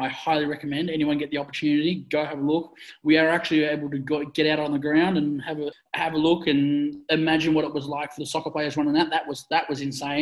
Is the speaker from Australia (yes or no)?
yes; Australia; we, as Australian athletes